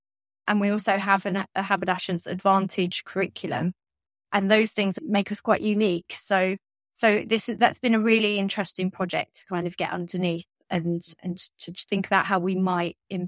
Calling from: London, United Kingdom; So I'm calling in from London

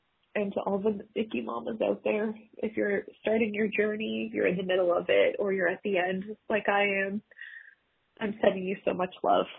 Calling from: Ontario, Canada; I'm calling from Ontario, Canada.

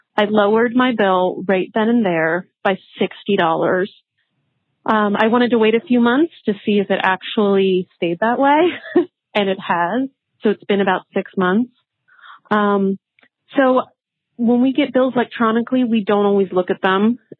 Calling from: Los Angeles, California, United States; I'm calling from Los Angeles, California

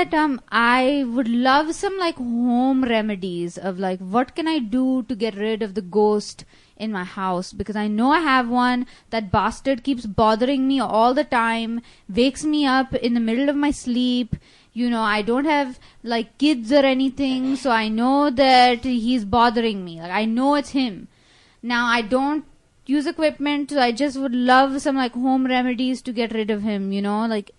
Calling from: India; English is a second language; I'm calling from India. I'm a very big fan.

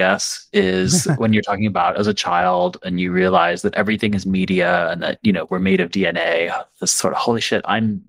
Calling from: Atlanta, Georgia, United States; And I'm calling from Atlanta.

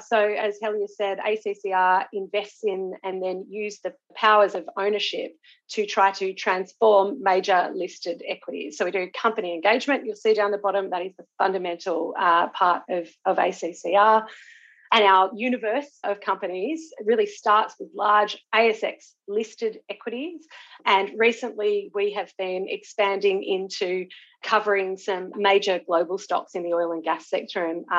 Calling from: New South Wales, Australia; I'm joining you from Wadi Wadi country on the south coast of New South Wales

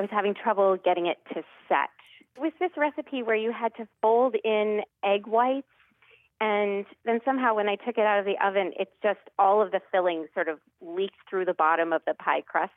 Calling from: Lexington, Massachusetts, United States; I'm calling from Lexington, Massachusetts

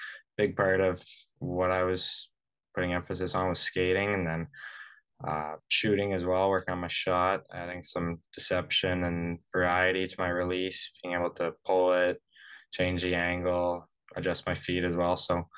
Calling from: Vancouver, British Columbia, Canada; I'm from calling you from Vancouver today. I just got home.

